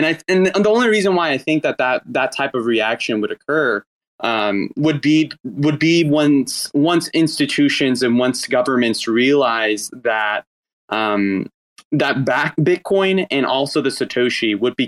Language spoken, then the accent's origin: English; Arkansas, United States; a senator from my home state of Arkansas